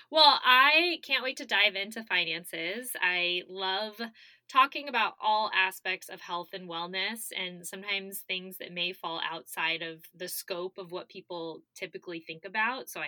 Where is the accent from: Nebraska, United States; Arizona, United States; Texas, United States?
Arizona, United States; born or raised there